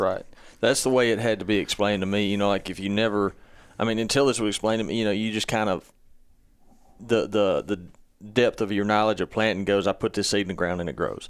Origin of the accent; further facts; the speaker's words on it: Mississippi, United States; we're all from Mississippi, too